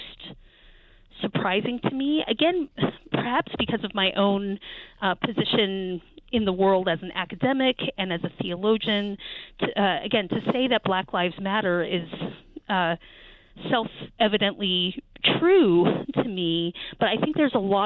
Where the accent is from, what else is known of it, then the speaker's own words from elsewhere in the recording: Charlottesville, Virginia, United States; my hometown in Charlottesville, Virginia